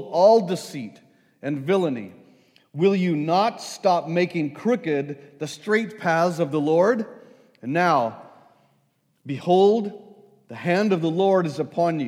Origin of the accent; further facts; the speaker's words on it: El Paso, Texas, United States; I grew up in El Paso, Texas